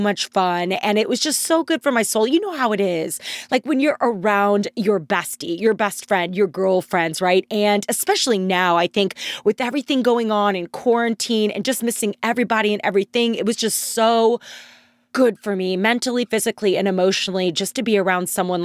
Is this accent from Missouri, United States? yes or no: yes; St. Louis, Missouri, United States; I'm from St. Louis